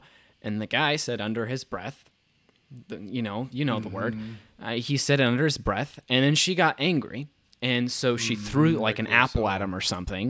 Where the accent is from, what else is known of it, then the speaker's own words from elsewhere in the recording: Jefferson City, Missouri, United States; I come from Missouri. I come from Jefferson City, Missouri.